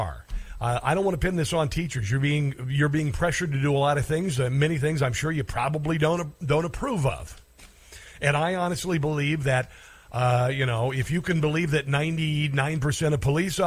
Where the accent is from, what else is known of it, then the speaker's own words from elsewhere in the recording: Southwest Iowa, United States; I grew up in Southwest Iowa